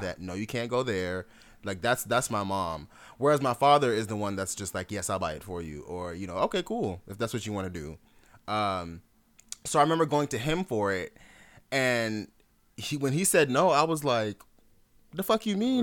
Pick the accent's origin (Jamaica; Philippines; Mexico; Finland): Jamaica; I'm Jamaican.